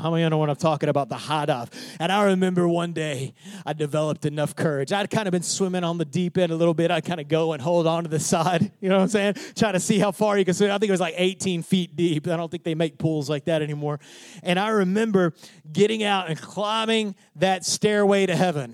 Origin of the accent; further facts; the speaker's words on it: Odessa, Texas, United States; I grew up in Odessa, Texas.